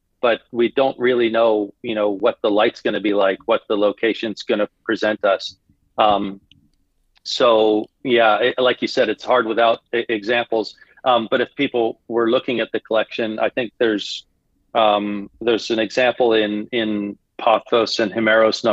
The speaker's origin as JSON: {"language": "English", "region": "Florida", "country": "United States", "tie": "born or raised there", "moved": "as an adult", "lives_now": "Bangkok, Thailand", "said": "growing up in Florida, living in Thailand"}